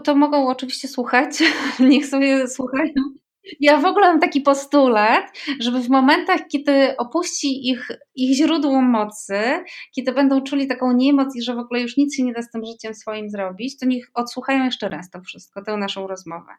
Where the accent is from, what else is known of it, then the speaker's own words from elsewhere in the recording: Poland; moved away as an adult; also born or lived in Andalusia; ja się urodziłam w Polsce